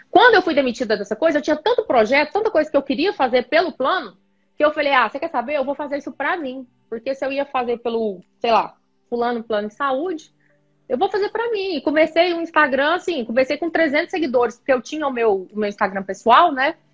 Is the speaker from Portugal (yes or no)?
no; Goiás, Brazil; also born or lived in Goiânia; Então, eu sou do interior de Goiás, né, da cidade de Goiás, patrimônio histórico da humanidade pela Unesco. Conheçam a cidade de Goiás. E aí eu vim para Goiânia no final do ensino médio para poder prestar vestibular, estudar, fazer faculdade.